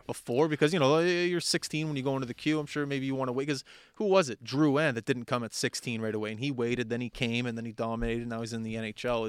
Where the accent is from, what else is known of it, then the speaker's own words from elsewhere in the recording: Halifax, Nova Scotia, Canada; I skated in Halifax